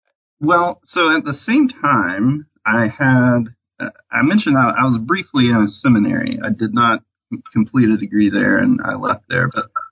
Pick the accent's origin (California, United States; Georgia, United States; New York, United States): Georgia, United States; Atlanta; also born or lived in Texas; Obviously, I didn't encounter many Mormons growing up near Atlanta.